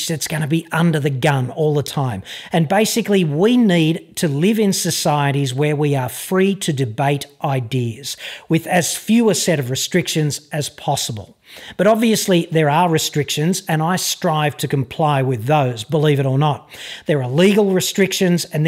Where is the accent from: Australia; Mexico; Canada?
Australia